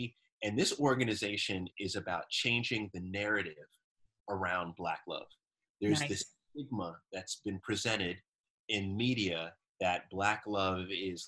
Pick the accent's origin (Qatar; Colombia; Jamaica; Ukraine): Jamaica; Like, I'm so Jamaican with my life.